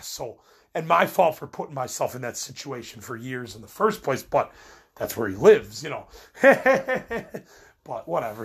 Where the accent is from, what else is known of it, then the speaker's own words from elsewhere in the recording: Midwest, United States; I'm from the Midwest